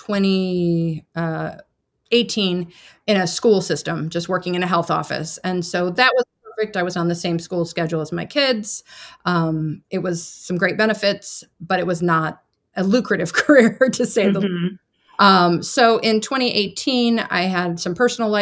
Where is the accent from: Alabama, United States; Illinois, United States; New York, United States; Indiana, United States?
Illinois, United States; Central; also born or lived in Chicago, United States; I grew up in Central Illinois